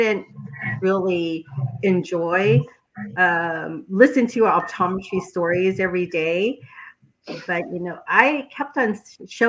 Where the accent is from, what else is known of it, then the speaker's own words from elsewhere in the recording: San Diego, California, United States; I grew up actually in San Diego, came back to my hometown to practice